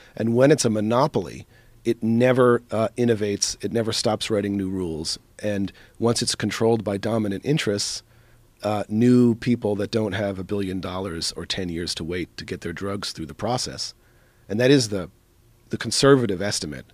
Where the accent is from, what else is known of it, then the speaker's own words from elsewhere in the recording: East Coast, United States; I grew up in the East Coast